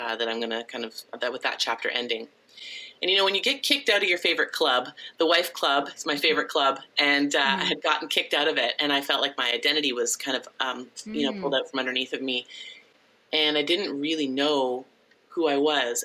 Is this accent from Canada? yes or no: yes; Ontario, Canada; moved away as an adult; also born or lived in British Columbia / Abbotsford; I grew up here in Ontario